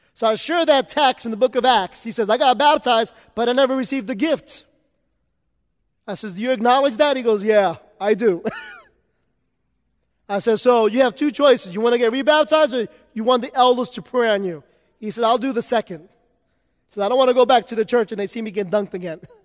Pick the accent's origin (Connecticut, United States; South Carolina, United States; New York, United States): New York, United States; New York City; I grew up in New York City